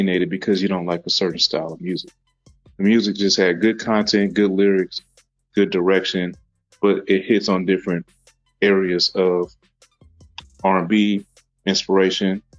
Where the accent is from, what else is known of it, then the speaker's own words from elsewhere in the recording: Lincoln, Nebraska, United States; I was born in Lincoln, Nebraska.